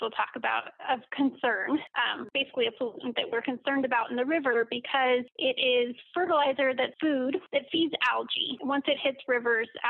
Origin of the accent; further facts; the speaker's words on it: Reno, Nevada, United States; I grew up in the Reno area, actually out in Verde.